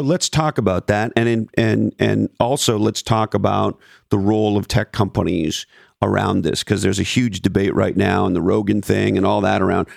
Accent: Montreal, Quebec, Canada; moved away; when I was a kid growing up in Montreal

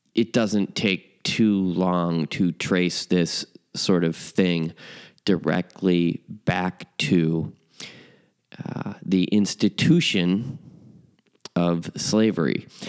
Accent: Chicago, Illinois, United States; my hometown, uh, Chicago.

